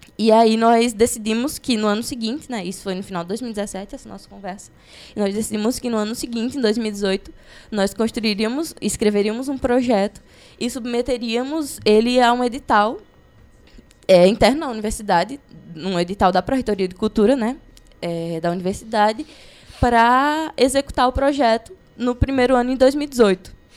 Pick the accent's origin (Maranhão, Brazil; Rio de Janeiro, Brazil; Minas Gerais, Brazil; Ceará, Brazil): Ceará, Brazil; Crato; nasci no Crato, né? Então cresci nesse caldeirão que é o Cariri